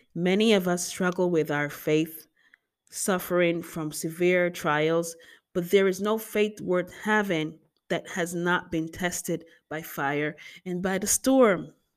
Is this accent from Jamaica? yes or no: yes; Jamaica; I just love being Jamaican. I embrace my culture 'cause we're so dramatic.